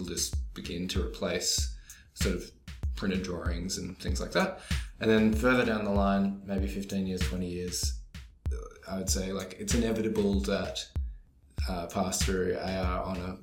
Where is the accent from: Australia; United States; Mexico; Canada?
Australia; Albany, Western Australia; moved away; I grew up in Albany, Western Australia